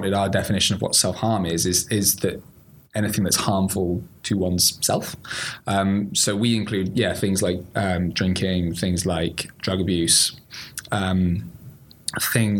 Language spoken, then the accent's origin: English; Bath, South West England, United Kingdom; moved away as an adult; now in Cardiff, United Kingdom; I'm originally from the lovely Bath, but the part of Bath that says Bath